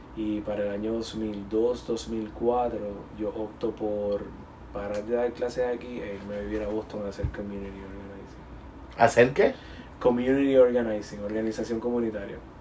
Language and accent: Spanish; Dominican Republic; also born or lived in Puerto Rico; now in United States; mi experiencia como inmigrante dominicano, viviendo en Puerto Rico, luego en Estados Unidos